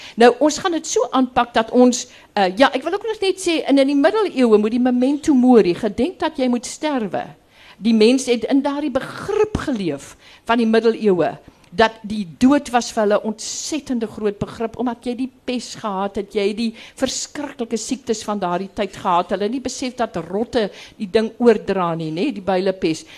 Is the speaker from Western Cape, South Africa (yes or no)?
no; Graaff-Reinet, Eastern Cape, South Africa; ek kom van die Karoo, ek kom agter, ek kom van Graafrenet